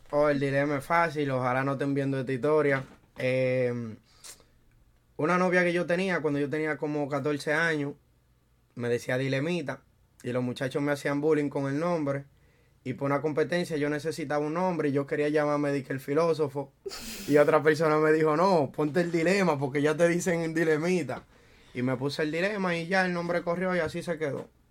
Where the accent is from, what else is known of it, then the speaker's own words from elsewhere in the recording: Santo Domingo, Dominican Republic; moved away as an adult; now in New York, United States; yo soy de República Dominicana, Santo Domingo. Y llegué aquí en el 2013.